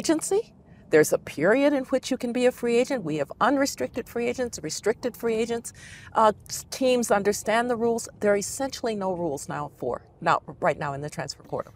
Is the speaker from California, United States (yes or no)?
no; Denver, Colorado, United States; I grew up in Denver